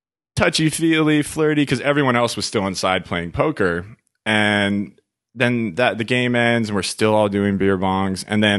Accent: Los Angeles, California, United States; I'm from LA.

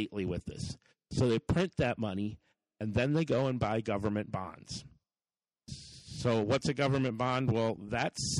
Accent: United States; we, as the American people

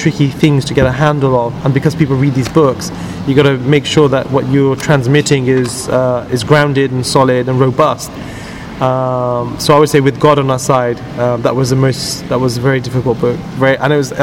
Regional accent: United Kingdom; I'm a British Muslim

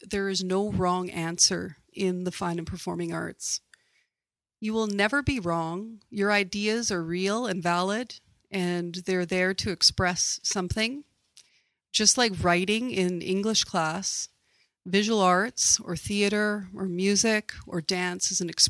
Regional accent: Kamloops, British Columbia, Canada; I was actually born and raised in Kamloops, British Columbia

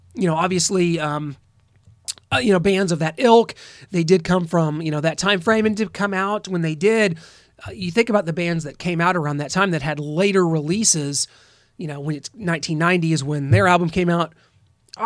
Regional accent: Midwest, United States; As a Midwesterner

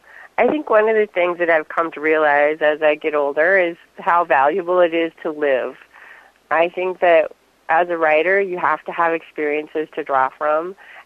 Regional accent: Fairbanks, Alaska, United States; born there; also born or lived in Indonesia; I was born in Alaska. We'll start back then. I always think that's a little bit of a fun part of my story. I was born in Fairbanks and grew up in different places around the world.

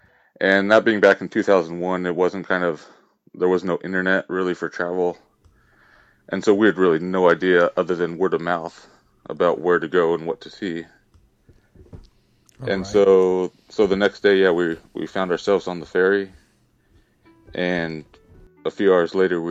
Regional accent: Southern California, United States; growing up in Southern California

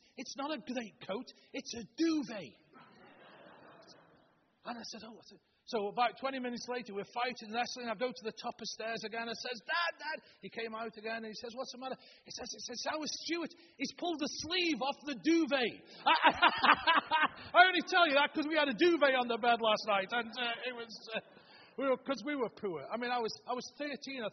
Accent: Stoke-on-Trent, West Midlands, United Kingdom; moved away; We're originally from Stoke-on-Trent

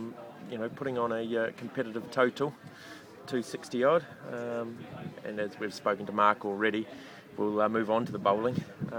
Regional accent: United Kingdom; No, I'm British through and through.

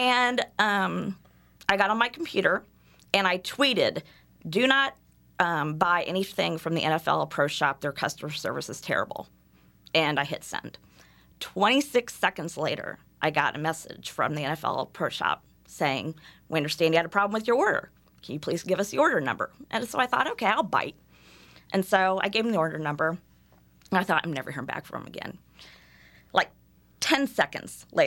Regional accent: Indiana, United States; I said, Indiana

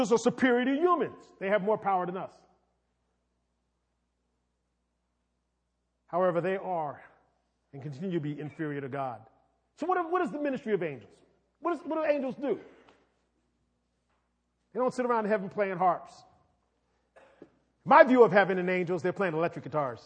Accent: New York City, New York, United States; I'm from New York. When you grow up in New York City

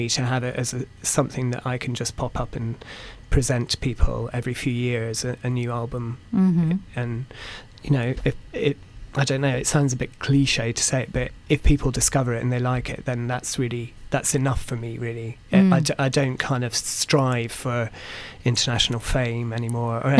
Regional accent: Perth, Scotland, United Kingdom; I grew up just outside of Perth

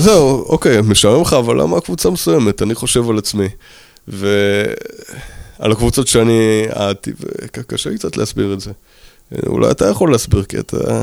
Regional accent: New York, United States; נולדתי בניו יורק

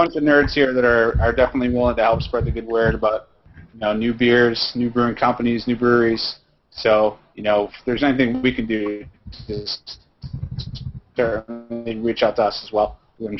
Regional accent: Hooksett, New Hampshire, United States; also born or lived in Manchester, New Hampshire; now in south of Boston, United States; I'm from New Hampshire originally. I grew up in Hooksett in Manchester. So, you know, to see that White Birch has opened up in my hometown

